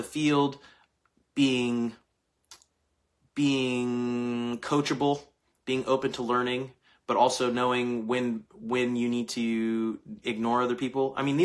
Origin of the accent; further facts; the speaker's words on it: Bakersfield, California, United States; moved away; I'm from Bakersfield, California. Originally